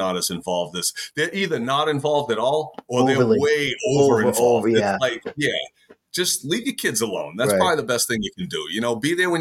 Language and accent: English; United States; I'm an American.